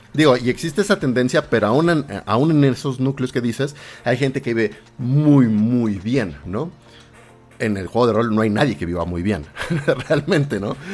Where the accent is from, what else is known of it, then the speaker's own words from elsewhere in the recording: Mexico; los mexicanos tenemos palabras diferentes